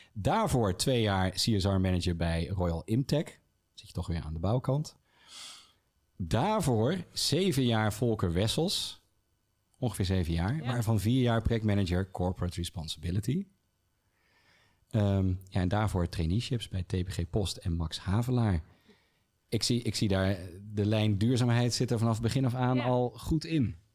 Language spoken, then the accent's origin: Dutch; Rotterdam, South Holland, Netherlands; now in Utrecht, Netherlands; als geboren Rotterdammer